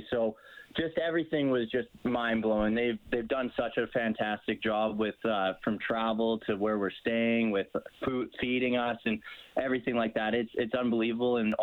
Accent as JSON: {"language": "English", "town": "Cochrane", "region": "Alberta", "country": "Canada", "also_born_or_lived": "Arizona", "said": "I'm from Cochrane, so just outside of Calgary"}